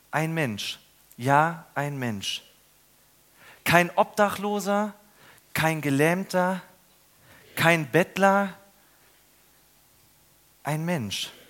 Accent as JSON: {"language": "German", "town": "Ludwigsburg", "region": "Baden-Württemberg", "country": "Germany", "said": "Neulich war ich in Ludwigsburg in meiner Heimat durch eine Unterführung gegangen."}